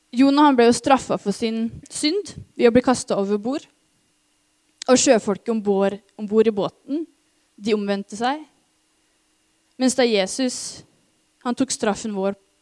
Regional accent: Norway; oss som nordmenn

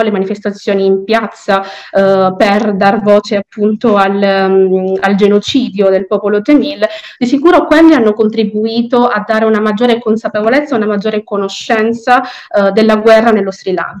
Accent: Palermo, Sicily, Italy; sono nata e cresciuta a Palermo

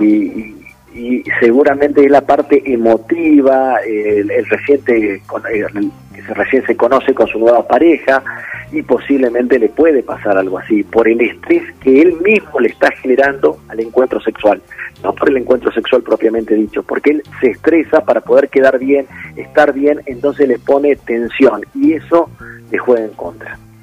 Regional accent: Metán, Salta, Argentina; now in Salta, Argentina; yo soy de Metán, de Metán

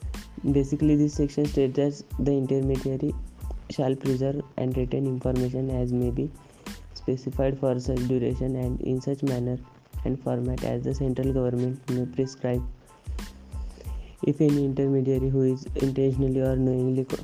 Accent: Pune, Maharashtra, India; I am from Pune

